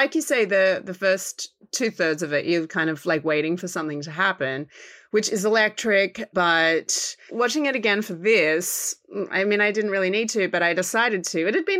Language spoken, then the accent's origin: English; Australia; Because I'm Australian